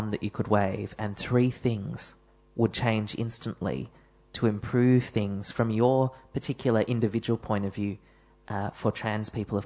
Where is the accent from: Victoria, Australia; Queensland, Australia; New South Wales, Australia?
Victoria, Australia; Melbourne; one of the suburbs of Melbourne